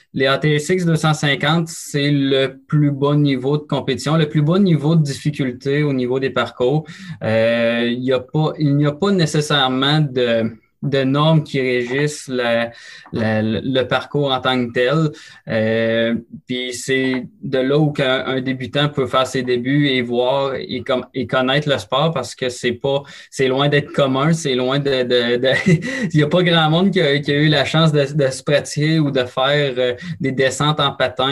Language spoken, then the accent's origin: French; Beauce, Quebec, Canada; je suis originaire de la Beauce